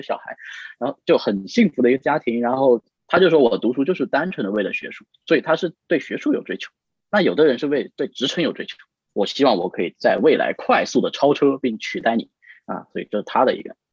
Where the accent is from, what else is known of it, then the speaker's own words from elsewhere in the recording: Guangxi, China; moved away; also born or lived in Suzhou; 因为我们家是广西的嘛